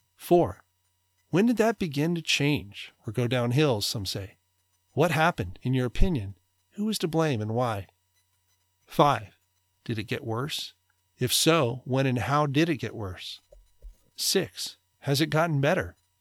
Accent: United States; American, white, male, suburban, middle class, conservative

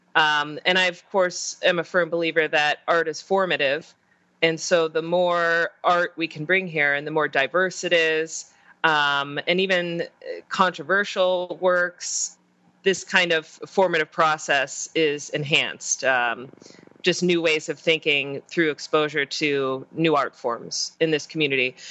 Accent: Pittsburgh, Pennsylvania, United States; also born or lived in Utah / Minnesota; now in Springfield, United States; I'm originally from Pennsylvania, Pittsburgh

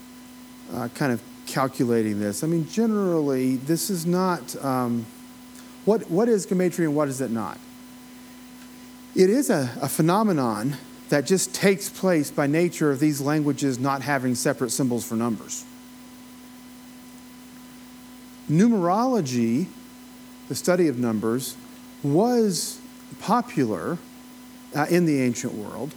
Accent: Appalachia, United States; accent: Appalachian; my own Appalachian accent

